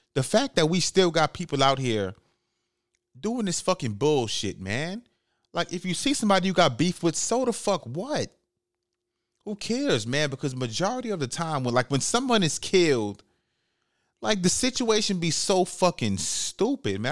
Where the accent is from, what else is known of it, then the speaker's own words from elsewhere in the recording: New York City, New York, United States; moved away; I'm from the Bronx, New York